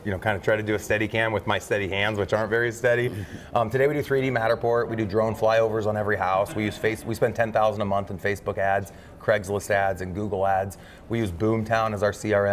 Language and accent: English; Omaha, Nebraska, United States; Born and raised in Omaha